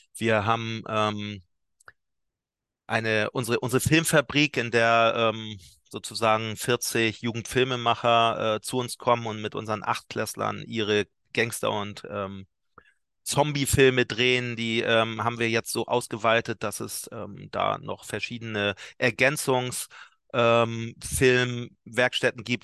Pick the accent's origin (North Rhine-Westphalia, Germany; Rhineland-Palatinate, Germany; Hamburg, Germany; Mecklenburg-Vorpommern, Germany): Hamburg, Germany; ich bin ja alter Barmbicker hier, äh, so ein Arbeiterstadtteil